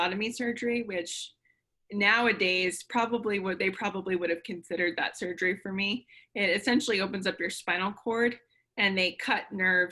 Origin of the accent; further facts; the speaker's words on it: Connecticut, United States; now in Florida, United States; We grew up up north. We grew up in Connecticut